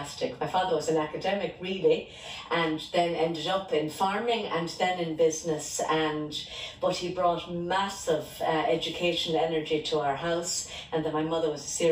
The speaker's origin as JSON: {"language": "English", "town": "Tipperary", "region": "Munster", "country": "Ireland", "tie": "born or raised there", "said": "I grew up in Tipperary town and I'm one of five girls"}